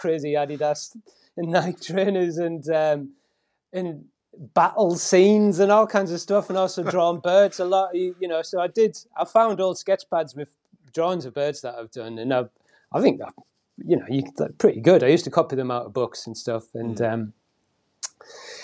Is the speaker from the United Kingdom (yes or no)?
yes; Willington, North East England, United Kingdom; now in Shrewsbury, United Kingdom; I'm from County Durham originally, little ex-mining town called Willington, near Bishop Auckland.